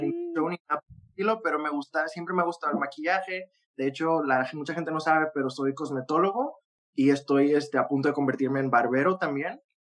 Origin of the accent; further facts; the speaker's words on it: Monterrey, Nuevo León, Mexico; de donde yo soy, en, Monterrey